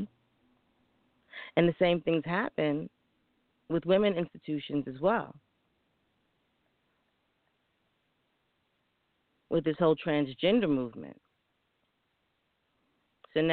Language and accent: English; New York, United States; a young woman growing up in New York